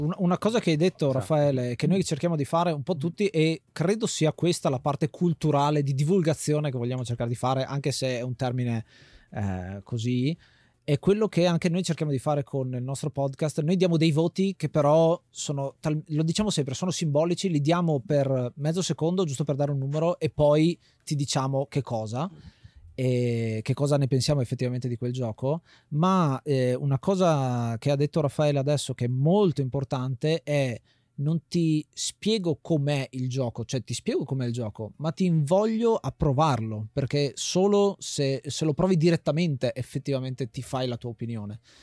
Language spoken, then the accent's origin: Italian; Friuli-Venezia Giulia, Italy; moved away; quando eravamo a casa in Friuli, perché noi siamo friulani di origine